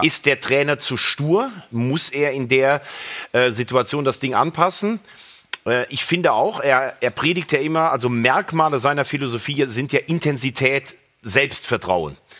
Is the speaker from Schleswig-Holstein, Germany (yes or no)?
no; Mayen, Rhineland-Palatinate, Germany; ich bin ja in Mayen geboren